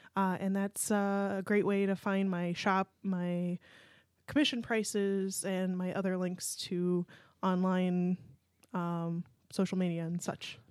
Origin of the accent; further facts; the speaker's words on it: Pennsylvania, United States; moved away as an adult; I'm from Pennsylvania and uh, went to University of Pittsburgh